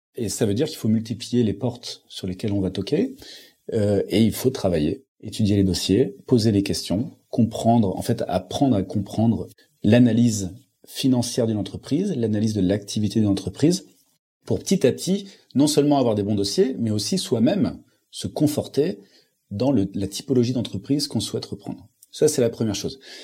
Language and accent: French; Lille, Hauts-de-France, France; je viens de Lille